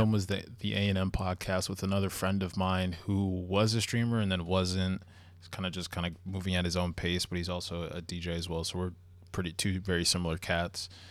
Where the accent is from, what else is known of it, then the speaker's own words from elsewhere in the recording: Long Island, New York, United States; I'm from Long Island